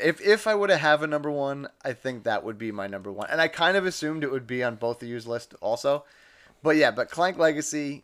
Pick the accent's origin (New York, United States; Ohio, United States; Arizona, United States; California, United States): New York, United States; New York City; I'm from Staten Island.